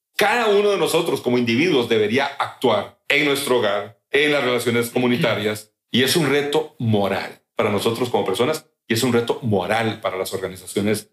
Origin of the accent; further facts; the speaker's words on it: Limón, Costa Rica; also born or lived in Central America; yo nací en Limón, soy hijo de Chris y de Edgar